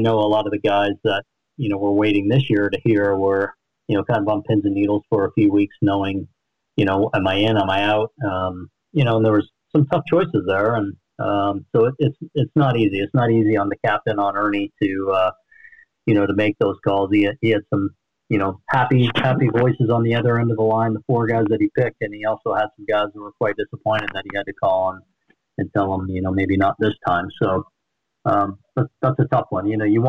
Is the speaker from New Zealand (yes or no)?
no; East Coast, United States; also born or lived in West; going to BYU, growing up on the East Coast, but then going to BYU and spending a lot of time in the West